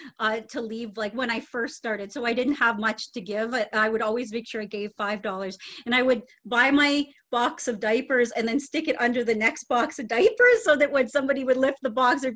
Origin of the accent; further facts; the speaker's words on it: Toronto, Ontario, Canada; I was born in SickKids Hospital